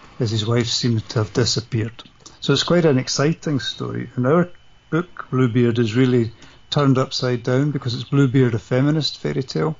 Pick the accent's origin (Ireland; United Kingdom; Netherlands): United Kingdom; Scotland; I'm Scottish and I grew up in the 70s.